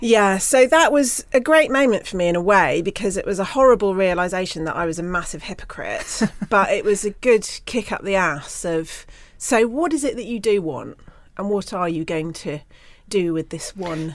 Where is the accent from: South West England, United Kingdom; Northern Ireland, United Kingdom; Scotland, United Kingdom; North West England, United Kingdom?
South West England, United Kingdom; Bruton; Growing up in Bruton in Somerset